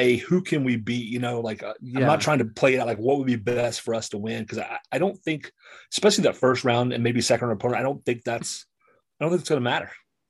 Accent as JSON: {"language": "English", "town": "Raleigh", "region": "North Carolina", "country": "United States", "tie": "born or raised there", "moved": "as an adult", "lives_now": "Boston, United States", "said": "I live in Boston, even though I'm a Hurricanes fan. I went to NC State. I grew up in Raleigh. I'm in Boston now."}